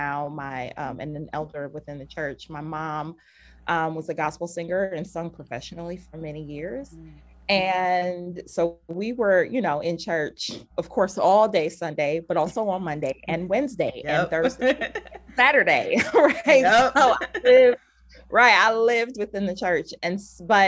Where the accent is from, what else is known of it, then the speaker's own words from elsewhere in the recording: Cleveland, Ohio, United States; now in Minnesota, United States; I was born and raised in Cleveland, Ohio.